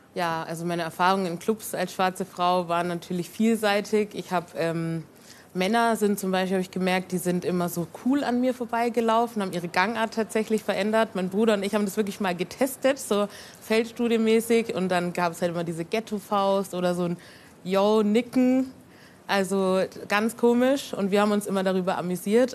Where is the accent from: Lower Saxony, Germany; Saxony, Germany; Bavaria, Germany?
Bavaria, Germany; Nuremberg; Ich bin hier in Nürnberg geboren und aufgewachsen.